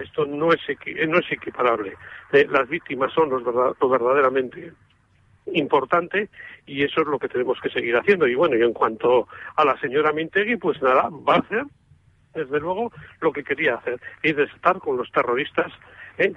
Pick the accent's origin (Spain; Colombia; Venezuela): Spain; Amurrio, Basque Country; en mi pueblo, donde soy yo, en Amurrio